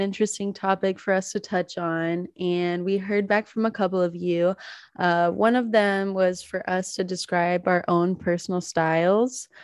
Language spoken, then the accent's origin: English; the South, United States; moved away; I grew up in the South, so I did not grow up around winter sports